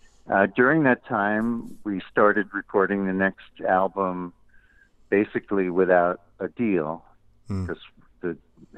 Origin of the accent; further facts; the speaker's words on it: New York City, New York, United States; moved away as an adult; now in Tennessee, United States; I inherited the house I grew up in Queens, and we moved back to Queens